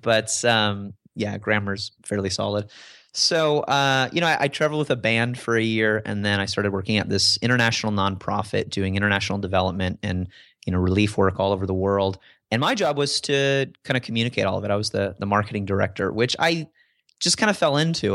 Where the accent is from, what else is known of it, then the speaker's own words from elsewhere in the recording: DeKalb, Illinois, United States; moved away; I grew up in Illinois and, and, and from the Midwest